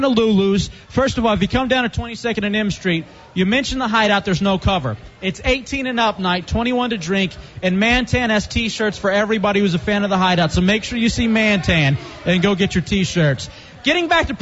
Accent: Dallas, Texas, United States; now in Washington, D.C., United States; I am from Dallas, Texas. I grew up, born and raised in Dallas, Texas.

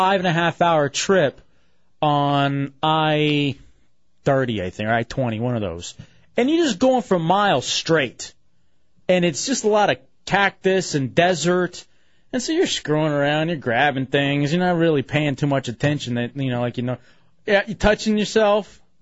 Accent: Texas, United States; moved away; also born or lived in Maryland; I grew up in Texas

